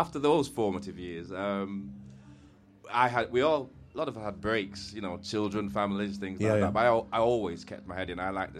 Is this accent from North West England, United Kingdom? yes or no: yes; Manchester, North West England, United Kingdom; Because I am born and bred in Manchester as well.